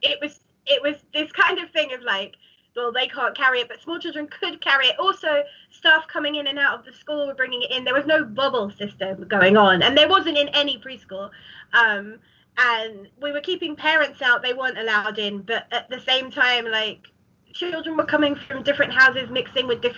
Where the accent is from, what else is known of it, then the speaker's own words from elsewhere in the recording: Ilford, London, United Kingdom; I didn't leave my hometown for like a year because like no one did really, did they? And so I just stayed in Ilford